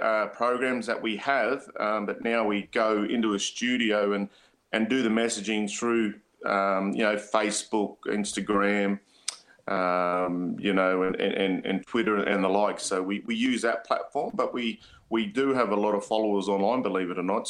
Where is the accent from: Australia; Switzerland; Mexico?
Australia; Murgon, Queensland; moved away; I'm from Mergen